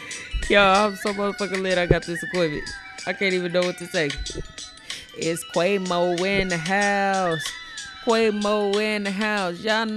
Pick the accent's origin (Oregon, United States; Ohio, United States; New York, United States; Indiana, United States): Indiana, United States; Gary; also born or lived in Chicago / Elkhart; I was born in Chicago, raised in Gary, and raised in Elkhart, Indiana. And I done lived all over.